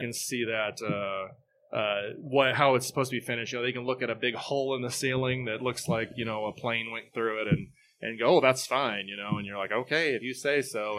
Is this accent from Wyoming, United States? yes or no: no; Southeast Kansas, United States; moved away as an adult; now in Topeka, United States; I'm from Southeast Kansas, but I've been in this area since the mid-nineties.